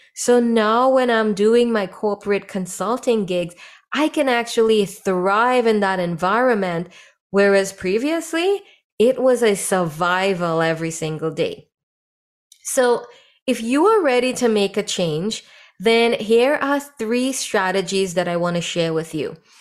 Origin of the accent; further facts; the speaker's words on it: Trinidad & Tobago; moved away; when I was growing up in Trinidad